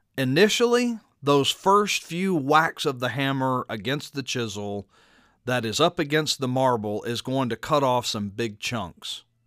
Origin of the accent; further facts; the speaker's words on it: Baton Rouge, Louisiana, United States; my hometown of Baton Rouge